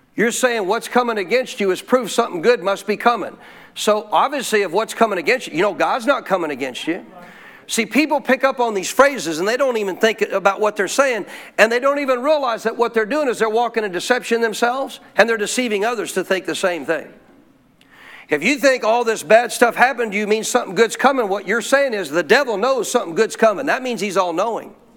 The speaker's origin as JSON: {"language": "English", "region": "Montana", "country": "United States", "tie": "born or raised there", "said": "my life as a kid growing up in Montana"}